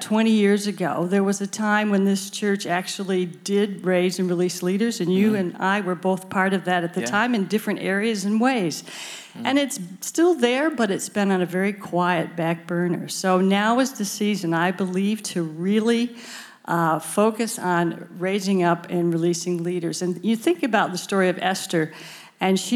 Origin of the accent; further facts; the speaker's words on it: Michigan, United States; moved away as an adult; now in Adelaide, Australia; I was born in Michigan. My parents became Christians when I was about 8 or 9, and then I likewise became a follower of Jesus around age 9 or 10. I went off to uni. I went to Central Michigan University